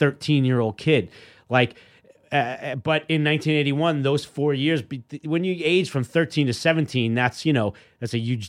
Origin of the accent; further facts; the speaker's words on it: New York, United States; As a kid growing up in New York, I mean, Marv Albert was my local guy on the 6 o'clock news.